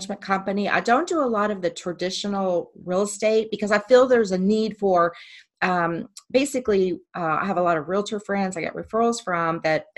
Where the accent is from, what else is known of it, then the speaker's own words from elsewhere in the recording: Midwest, United States; also born or lived in Phoenix, Arizona; now in Dallas-Fort Worth, United States; we're both from the Midwest